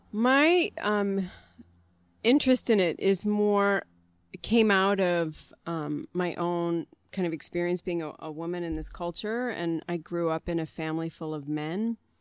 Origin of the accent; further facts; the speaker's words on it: near Gary, Indiana, United States; I was born near Gary